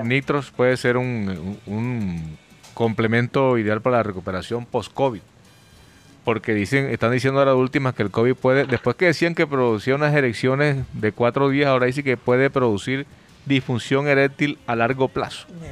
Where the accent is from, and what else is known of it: Barranquilla, Atlántico, Colombia